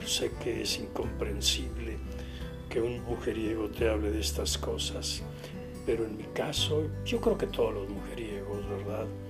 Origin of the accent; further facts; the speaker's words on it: Guasave, Sinaloa, Mexico; moved away; por mi pueblo, Guasave, Sinaloa